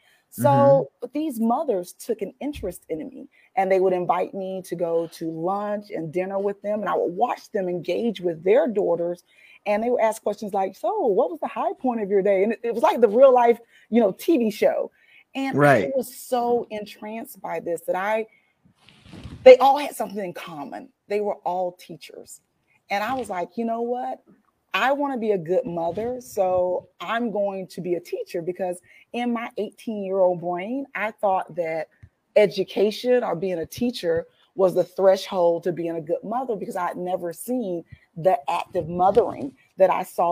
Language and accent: English; Ocala, Florida, United States; Okay, well, I was born in a small town that isn't that small anymore. I'm from Ocala, Florida. There, I was born to a teenage mother. And throughout childhood, I moved quite a bit through kinship care, moving from family member to family member.